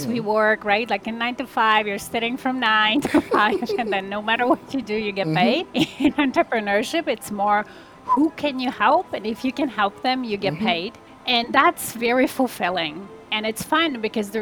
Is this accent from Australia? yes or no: no; Poland; now in Toronto, Canada; I'm originally from Poland. I live in Canada, in Toronto area with my family